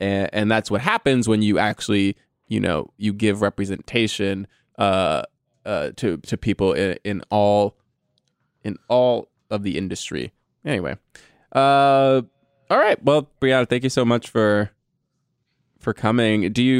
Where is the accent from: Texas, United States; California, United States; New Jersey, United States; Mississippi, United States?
Texas, United States; Sorry for all the y'alls. I'm from Texas.